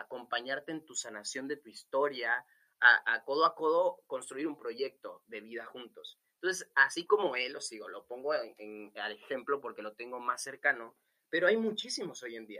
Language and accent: Spanish; Venezuela; yo soy venezolano, soy de una cultura súper movida.